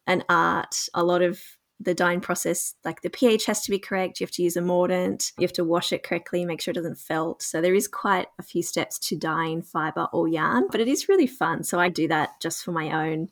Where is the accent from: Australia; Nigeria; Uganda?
Australia; Gunnedah, New South Wales; live in a small town called Gunnedah in rural New South Wales, Australia. And I grew up here, so it's my hometown.